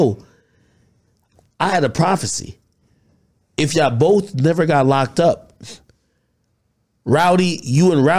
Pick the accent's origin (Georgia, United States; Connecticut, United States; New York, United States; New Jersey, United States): New Jersey, United States; I'm from Jersey